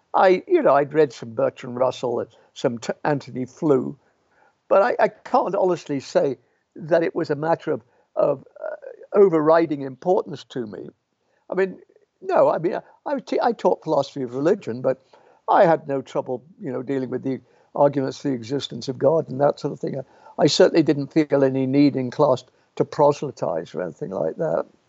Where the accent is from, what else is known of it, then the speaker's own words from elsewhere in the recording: Birmingham, West Midlands, United Kingdom; moved away; also born or lived in Pontefract, West Yorkshire / York; I was born in the Midlands